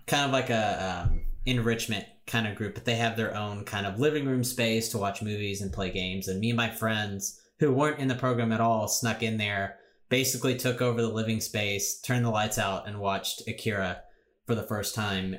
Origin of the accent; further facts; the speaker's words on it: United States; I'm an American